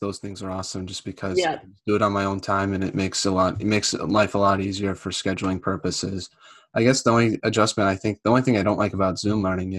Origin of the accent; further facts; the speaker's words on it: United States; as an American